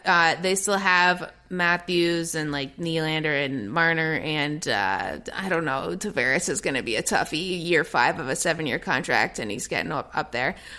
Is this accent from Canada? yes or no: yes; Toronto, Ontario, Canada; moved away as an adult; also born or lived in England / Los Angeles; as a Toronto native